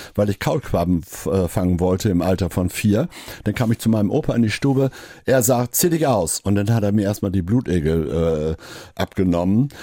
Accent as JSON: {"language": "German", "area": "East Frisia", "region": "Lower Saxony", "country": "Germany", "moved": "yes", "lives_now": "Hamburg, Germany", "said": "ich gerade als Ostfriese"}